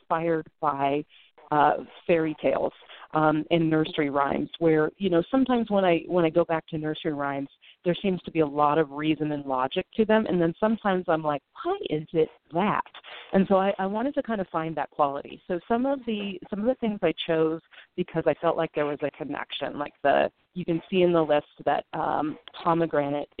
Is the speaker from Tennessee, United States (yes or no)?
no; Northern California, United States; now in Brooklyn, United States; I was raised in Northern California